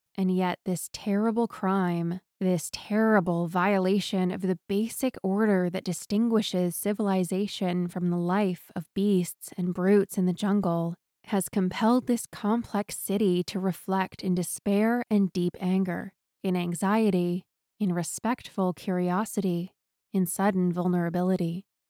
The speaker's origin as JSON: {"language": "English", "town": "Newport", "region": "Maine", "country": "United States", "tie": "born or raised there", "said": "my hometown of Newport, Maine."}